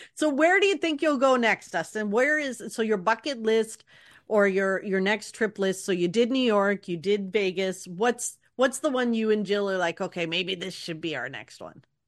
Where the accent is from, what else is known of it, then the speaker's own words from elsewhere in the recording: Canada; being a Canadian Disney fan